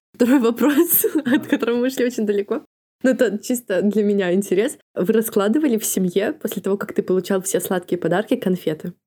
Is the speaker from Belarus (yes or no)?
yes; Kobryn, Brest Region, Belarus; moved away as an adult; у меня в Кобрине дело в том, что, ну, в моём родном городе у меня лучшие подружки